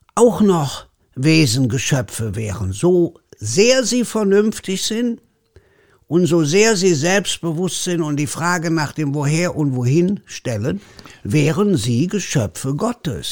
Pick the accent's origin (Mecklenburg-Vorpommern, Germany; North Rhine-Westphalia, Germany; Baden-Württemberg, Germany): North Rhine-Westphalia, Germany; Leverkusen; accent: Kölsch; wo ich groß geworden bin, ist neben Bayer Leverkusen